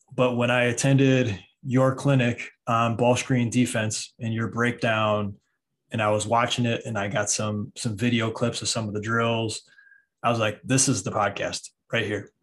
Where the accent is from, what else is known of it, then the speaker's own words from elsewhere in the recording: Michigan, United States; I'm from Michigan